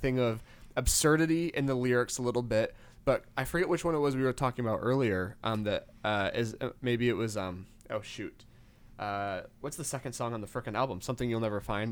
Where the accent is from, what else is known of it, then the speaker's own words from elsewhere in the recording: Western Michigan, United States; growing up in Western Michigan